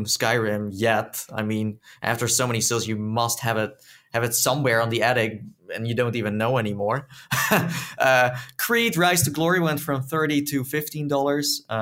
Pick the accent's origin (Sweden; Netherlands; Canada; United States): Netherlands; accent: Dutch; my Dutch accent